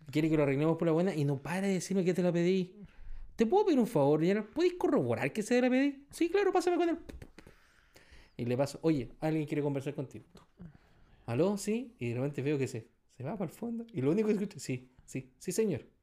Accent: Punta Arenas, Magallanes, Chile; Ya, porque yo soy de Punta Arena y la weá, ya, perfecto.

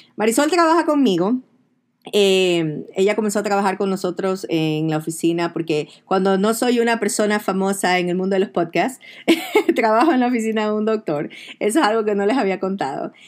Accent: Ecuador; moved away; en mi país, escuchamos el cholo ese. El cholo en Ecuador

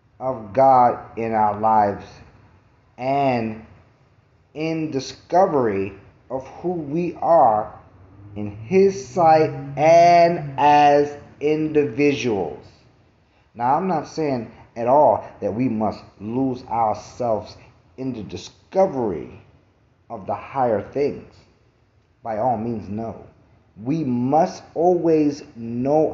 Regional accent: New York City, New York, United States; I'm from Brooklyn

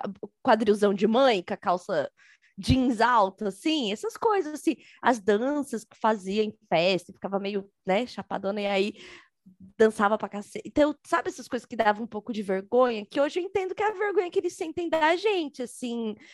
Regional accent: São Paulo, Brazil; Sou cria da Zélie de São Paulo, da Coab.

